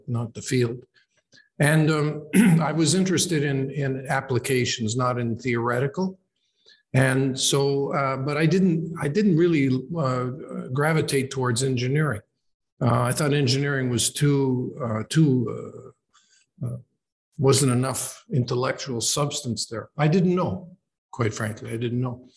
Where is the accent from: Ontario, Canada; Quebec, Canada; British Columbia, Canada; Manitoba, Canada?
Ontario, Canada; Oshawa; also born or lived in Toronto; So I was born in Toronto and then grew up in a place called Oshawa, which is about 40 kilometers east of Toronto.